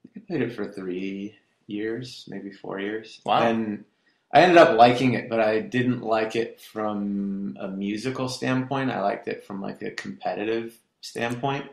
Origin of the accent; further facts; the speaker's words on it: Irvine, California, United States; also born or lived in Garden Grove, California / Westminster, California; Raised in Irvine, like when Irvine was nothing